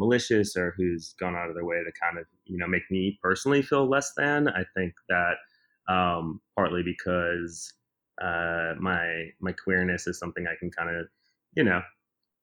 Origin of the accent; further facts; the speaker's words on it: Milwaukee, Wisconsin, United States; now in New York City, United States; where I grew up in Milwaukee, there was a queer youth drop-in center